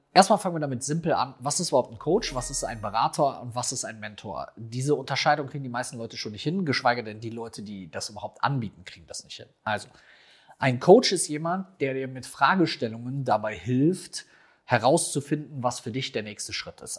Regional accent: Rhineland, Germany; bei uns im Rheinland

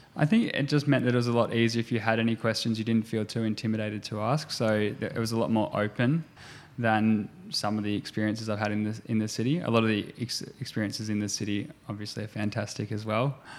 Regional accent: Gippsland, Victoria, Australia; also born or lived in Geelong / Melbourne; I grew up in Gippsland

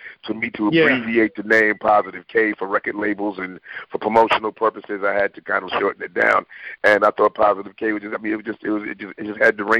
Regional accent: Bronx, New York, United States; Well, I moved from the Bronx to Queens, and I'm in Queens

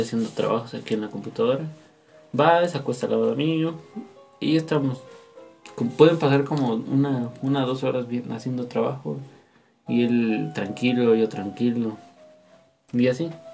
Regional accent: State of Mexico, Mexico; Somos del Estado de México

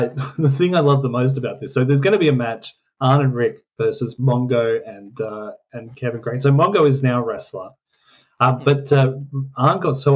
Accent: Australia; We're from Australia.

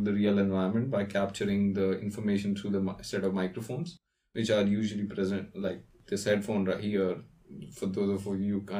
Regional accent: India; So I'm from India. So I went to a college in India called BITS Pilani.

